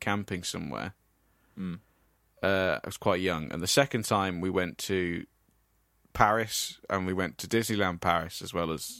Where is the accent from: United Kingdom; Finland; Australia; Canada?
United Kingdom; England; being English.